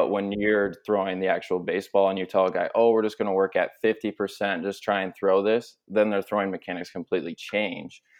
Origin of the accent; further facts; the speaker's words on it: Minnesota, United States; also born or lived in Philadelphia; I'm from Minnesota